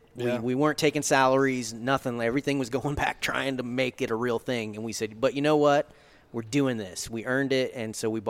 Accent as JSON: {"language": "English", "region": "Florida", "country": "United States", "tie": "born or raised there", "said": "I grew up in Florida"}